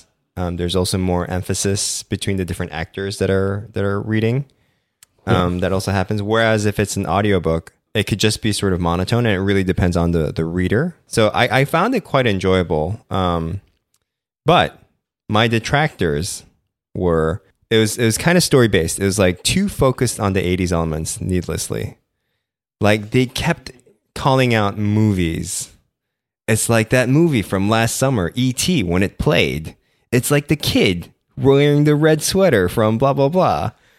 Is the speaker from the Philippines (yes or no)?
yes; Philippines; I was born and raised in the Philippines.